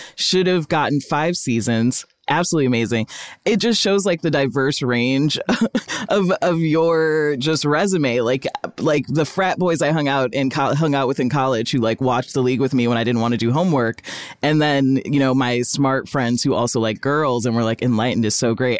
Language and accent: English; Rockford, Illinois, United States; moved away as an adult; also born or lived in New England; I grew up in Rockford, Illinois